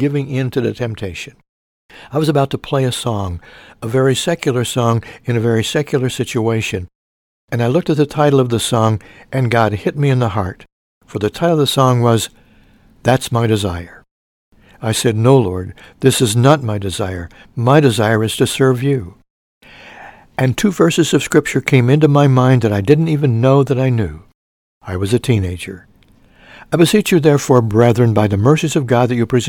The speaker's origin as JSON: {"language": "English", "town": "Mount Carmel", "region": "Illinois", "country": "United States", "tie": "born or raised there", "said": "Mount Carmel, Illinois, my hometown, at the ripe old age of 8"}